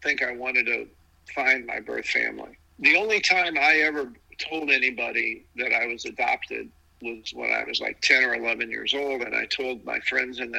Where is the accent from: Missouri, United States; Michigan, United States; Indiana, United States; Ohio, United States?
Missouri, United States; St. Louis; also born or lived in Kansas City, Missouri / Arkansas; I grew up in St. Louis